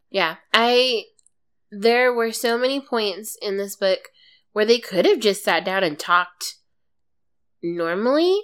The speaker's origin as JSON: {"language": "English", "region": "East Coast", "country": "United States", "said": "though my family isn't Southern, we are white and from the East Coast"}